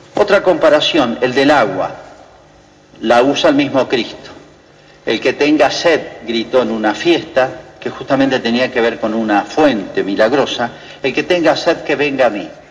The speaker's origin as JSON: {"language": "Spanish", "country": "Argentina", "said": "el día que nos muramos dejamos de ser argentinos"}